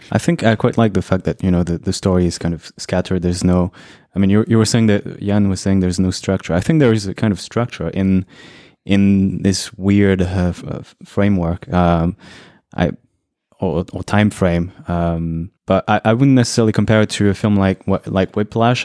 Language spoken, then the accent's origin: English; Brazil; I was born in Brazil